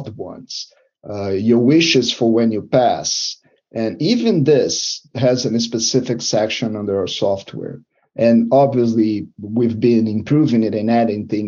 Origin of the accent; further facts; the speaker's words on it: Brazil; now in Ontario, Canada; I'm not from Canada, I'm from Brazil.